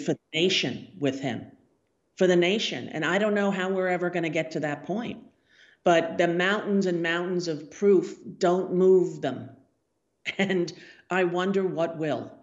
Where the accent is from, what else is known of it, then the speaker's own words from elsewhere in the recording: United States; we're American people